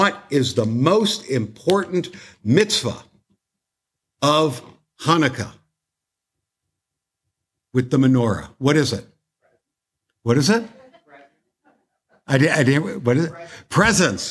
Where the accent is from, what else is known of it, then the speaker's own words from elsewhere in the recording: Toronto, Ontario, Canada; now in United States; I'm from Canada